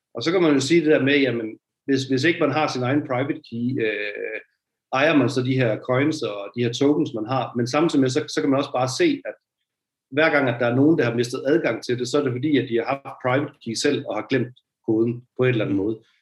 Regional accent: Jutland, Denmark; jeg er en jyde

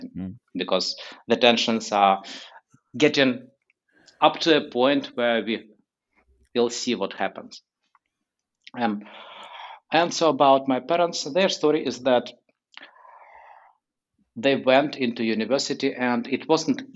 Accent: Kyiv, Ukraine; moved away as an adult; also born or lived in San Francisco Bay Area, United States; now in San Francisco, United States; I was born in Kyiv, the capital of Ukraine, in 1980.

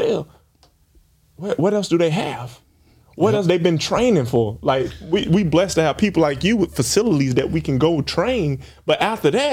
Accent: Alabama, United States; moved away as an adult; also born or lived in Tallahassee, Florida; I'm an Alabama kid.

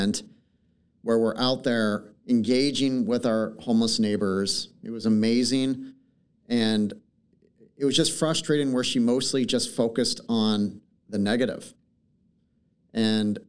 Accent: Portland, Oregon, United States; I've been born and raised in Portland.

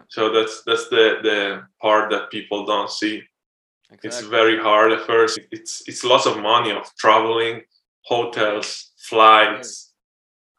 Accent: Milan, Lombardy, Italy; moved away as an adult; also born or lived in Texas; now in Miami, United States; I'm from Milan, Italy. And I came to the U.S. 5-6 years ago

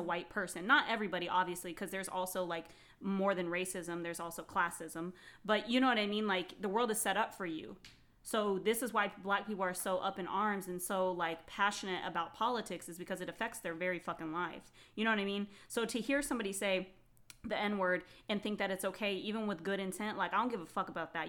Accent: Phoenix, Arizona, United States; I was raised in Phoenix, which is a big city, very diverse

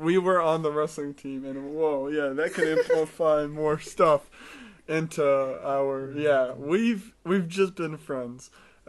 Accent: United States; moved away; also born or lived in Israel; I am very fluent in the language of English. I was born in America.

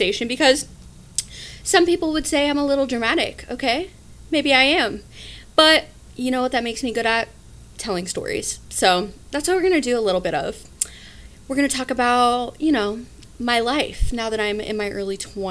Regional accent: Midwest, United States; we're from the Midwest

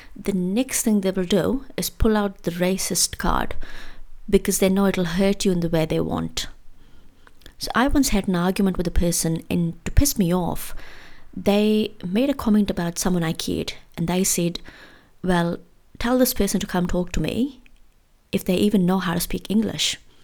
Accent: India; moved away as an adult; growing up in India

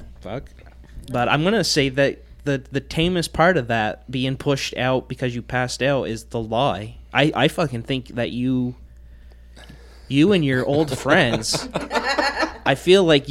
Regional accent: Ireland; I'm Irish

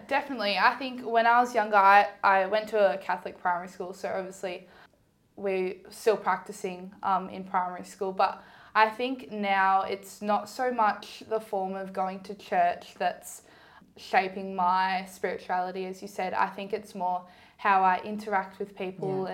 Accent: Ballarat, Victoria, Australia; I grew up in Ballarat. I've been here my whole life.

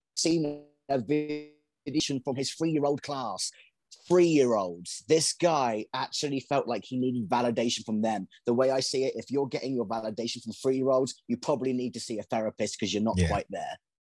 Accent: England, United Kingdom; moved away as an adult; now in United States; I'm from England

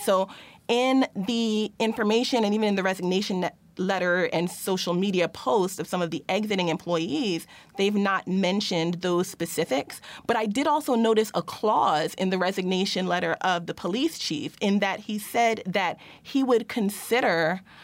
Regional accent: Plainfield, New Jersey, United States; my hometown of Plainfield, New Jersey

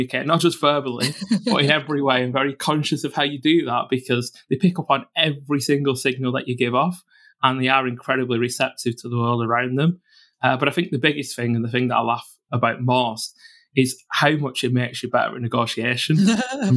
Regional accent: Bolton, North West England, United Kingdom; born and brought up in Bolton in the Northwest

